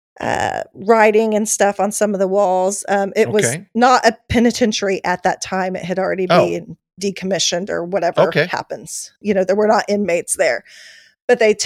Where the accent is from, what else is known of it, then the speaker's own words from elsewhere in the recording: Oklahoma, United States; Growing up in Oklahoma